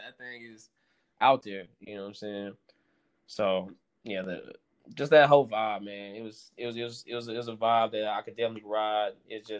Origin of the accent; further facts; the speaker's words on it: Philippines; just being Filipino, I'm like, I might as well show this culture off.